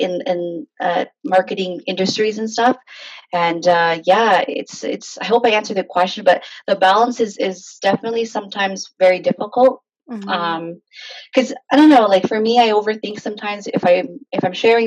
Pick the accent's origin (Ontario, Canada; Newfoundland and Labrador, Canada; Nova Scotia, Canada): Ontario, Canada; Hamilton; I grew up in Hamilton, technically. I was born and raised there.